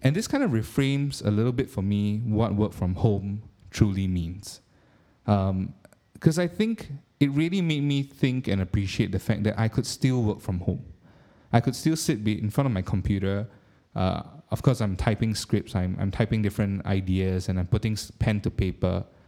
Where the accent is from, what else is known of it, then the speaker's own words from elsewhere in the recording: Singapore; being a Singaporean